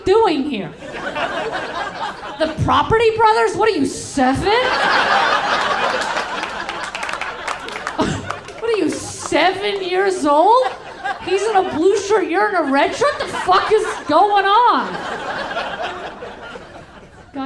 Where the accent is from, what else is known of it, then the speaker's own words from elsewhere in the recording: New York City, New York, United States; now in Los Angeles, United States; I'm originally from New York, originally from Crown Heights, Brooklyn, New York.